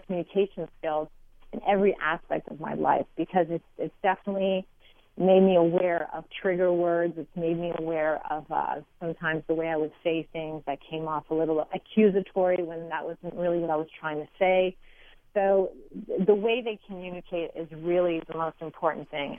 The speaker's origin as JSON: {"language": "English", "town": "Montreal", "region": "Quebec", "country": "Canada", "said": "I am from Montreal"}